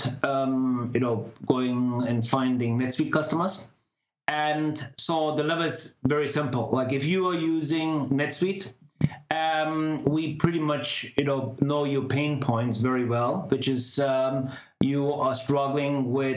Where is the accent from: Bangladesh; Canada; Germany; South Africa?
Germany; moved away as an adult; now in Palo Alto, United States; I originate from back in Germany. I'm half Indian, half German. And spent most of my time back in Germany